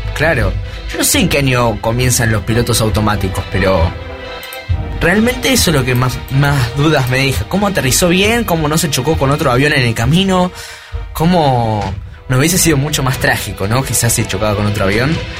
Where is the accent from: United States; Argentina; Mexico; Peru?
Argentina; somos Argentina